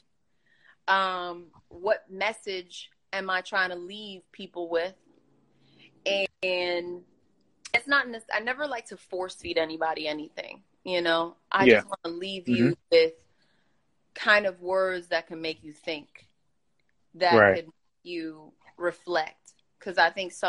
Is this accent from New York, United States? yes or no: yes; New York, United States; I'm very guilty of being that New Yorker, that native New Yorker where I grind